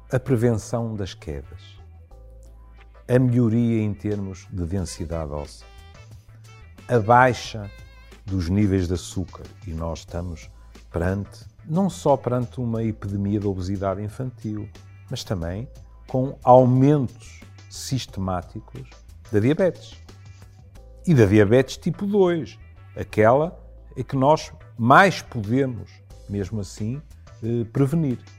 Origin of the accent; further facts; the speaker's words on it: Porto, Norte, Portugal; como tripeiro